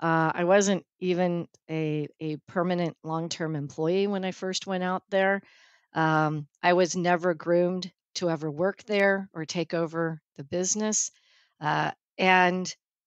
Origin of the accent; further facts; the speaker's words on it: California, United States; My dad is a hardcore Californian. I think I'm the fourth or fifth generation. We came in a wagon from Iowa in 1853, and we've been in the Bay Area ever since.